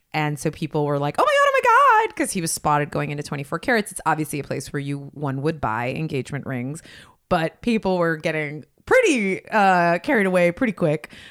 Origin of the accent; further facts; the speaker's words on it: West Coast, United States; grew up on the West Coast